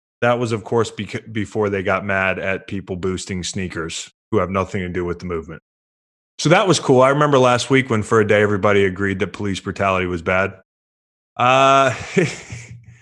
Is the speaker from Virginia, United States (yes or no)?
yes; Virginia, United States; I'm from Virginia